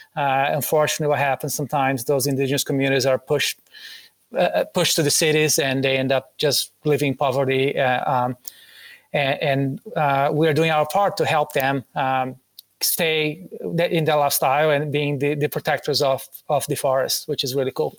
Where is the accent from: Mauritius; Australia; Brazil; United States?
Brazil; English is a second language; moved away; Growing up in Brazil